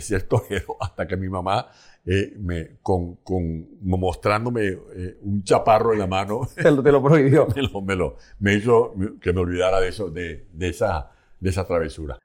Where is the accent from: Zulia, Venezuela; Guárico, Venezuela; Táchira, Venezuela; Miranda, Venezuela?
Guárico, Venezuela; San Juan de los Morros; moved away as an adult; also born or lived in Caracas; now in Spain; Pues yo nací el primero de mayo de 1955. Nací en San Juan de los Morros, capital del estado Guárico.